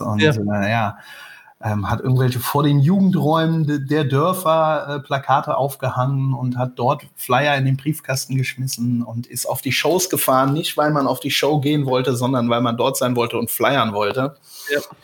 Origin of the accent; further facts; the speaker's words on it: Rhineland-Palatinate, Germany; komme ja von der Mosel